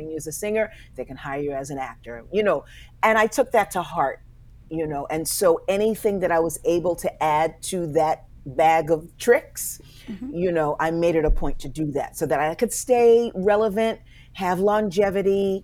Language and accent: English; New York City, New York, United States; we grew up in Harlem in New York